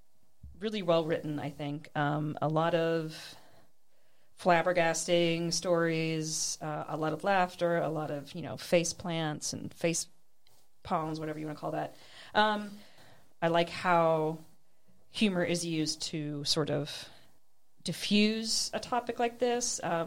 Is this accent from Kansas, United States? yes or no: yes; Kansas, United States; I grew up in Kansas, very, very white spaces. I'm still in very white spaces.